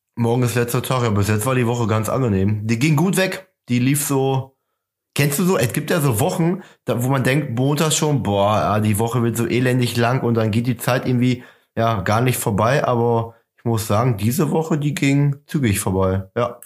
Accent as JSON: {"language": "German", "town": "Gescher", "region": "North Rhine-Westphalia", "country": "Germany", "said": "bei uns in Gescher"}